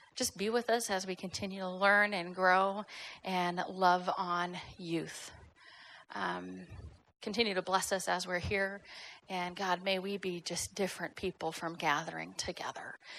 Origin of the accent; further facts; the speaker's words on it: Fort Worth, Texas, United States; moved away as an adult; also born or lived in Irvine, California / Northern California; now in Tyler, United States; born and raised in Texas, grew up at Fort Worth